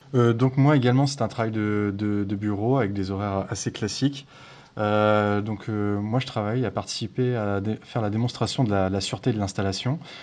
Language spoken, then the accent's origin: French; Brittany, France; je viens de Bretagne